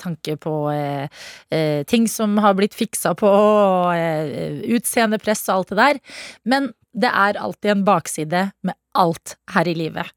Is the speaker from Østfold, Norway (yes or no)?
yes; Sarpsborg, Østfold, Norway; jeg er fra Sarpsborg